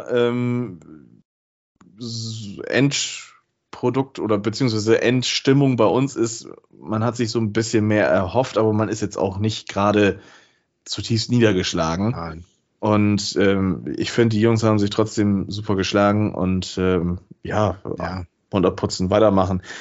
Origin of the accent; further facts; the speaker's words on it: Bremen, Germany; ich kann als Bremer dann wieder auf ein Heimspiel gegen Delmhorst in der ersten Runde im Weserstadion eventuell hoffen.